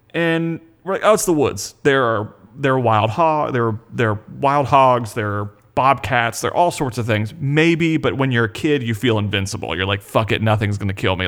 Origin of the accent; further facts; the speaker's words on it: Panama City, Florida, United States; grew up in Panama City, Florida, in the Panhandle